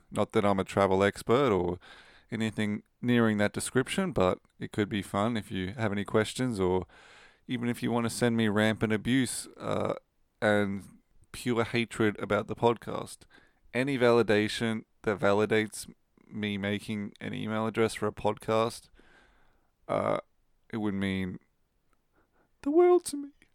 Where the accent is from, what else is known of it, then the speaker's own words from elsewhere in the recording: Rockhampton, Queensland, Australia; moved away as an adult; now in Sweden; I come from Rockhampton in Queensland, and I've lived all up and down Queensland